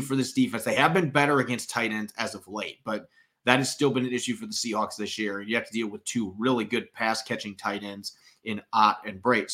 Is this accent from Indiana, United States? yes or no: yes; Indiana, United States; my home state of Indiana